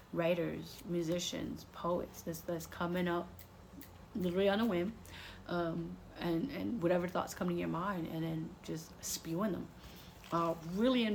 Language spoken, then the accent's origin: English; New York, United States; moved away; New York on the list because that's my hometown.